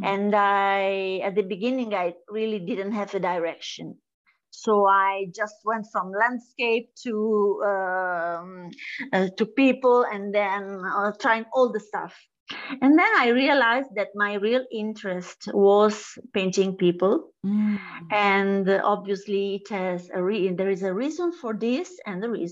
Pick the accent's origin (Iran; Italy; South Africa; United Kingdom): Italy; I am from Italy